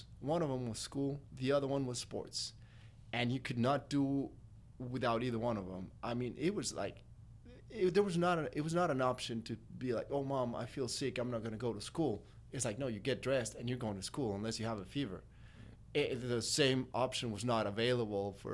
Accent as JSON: {"language": "English", "region": "Querétaro", "country": "Mexico", "tie": "born or raised there", "also_born_or_lived": "Mexico City, Mexico / San Miguel de Allende, Mexico", "moved": "as an adult", "lives_now": "McAllen, United States", "said": "I grew up in San Miguel de Allende and Querétaro"}